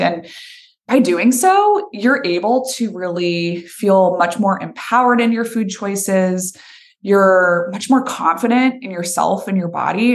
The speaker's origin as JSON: {"language": "English", "town": "Boston", "region": "Massachusetts", "country": "United States", "moved": "as an adult", "lives_now": "Nashville, United States", "said": "I'm originally from Boston, Massachusetts"}